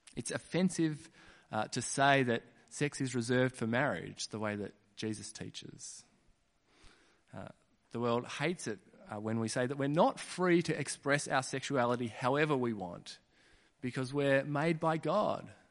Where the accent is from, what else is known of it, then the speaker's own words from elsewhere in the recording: Kununurra, Western Australia, Australia; I was born in Kununurra